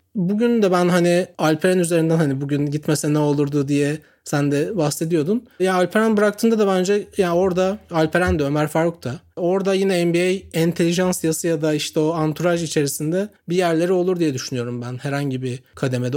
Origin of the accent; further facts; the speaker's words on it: Çorlu, Tekirdağ, Turkey; bir kasabada büyüdüm işte Çorlu'da